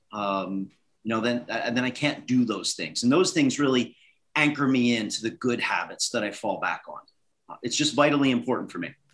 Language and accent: English; Northeast, United States; So I grew up in the Northeast uh, was an ice hockey player